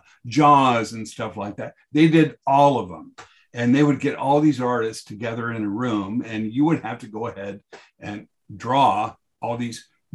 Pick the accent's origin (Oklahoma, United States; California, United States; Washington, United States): California, United States; Los Angeles; I grew up in South Bay